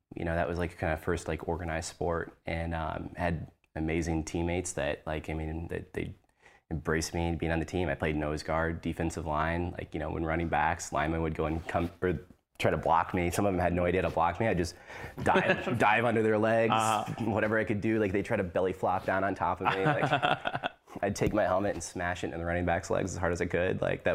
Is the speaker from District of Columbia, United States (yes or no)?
yes; Washington, District of Columbia, United States; born there; I was born in Washington, D.C. My dad was military